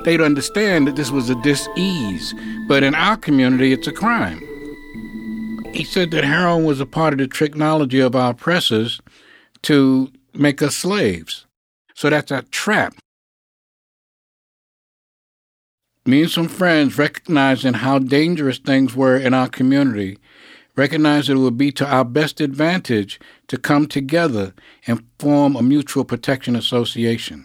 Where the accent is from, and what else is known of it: New York City, New York, United States; born or raised there